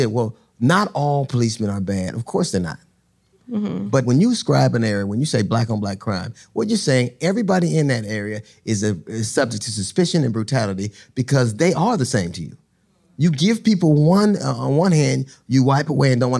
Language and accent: English; Los Angeles, California, United States; I grew up in Los Angeles. When I grew up in Los Angeles